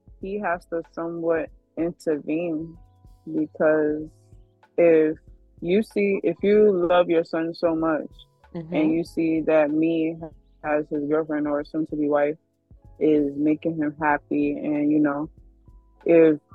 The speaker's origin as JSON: {"language": "English", "country": "Nigeria", "said": "me being Nigerian. So, Yoruba people, when we see our elders, we kneel down and greet them."}